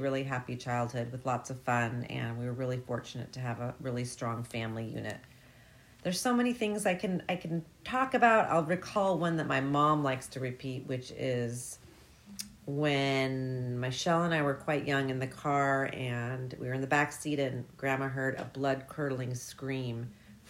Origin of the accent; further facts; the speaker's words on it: Bellevue, Washington, United States; also born or lived in Seattle / Mercer Island; I grew up in Bellevue, Washington